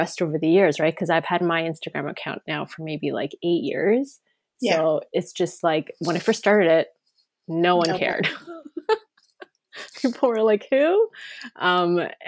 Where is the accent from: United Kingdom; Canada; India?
Canada; Toronto, Ontario; I was born and raised here in Toronto